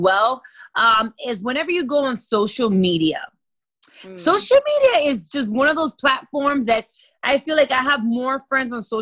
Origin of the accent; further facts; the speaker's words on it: Miami, Florida, United States; I was born and raised here in Miami